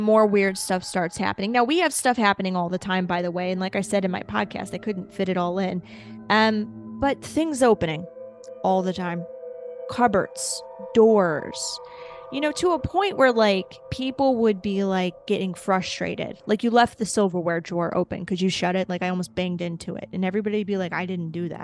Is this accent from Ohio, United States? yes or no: yes; Ohio, United States; I'm from Ohio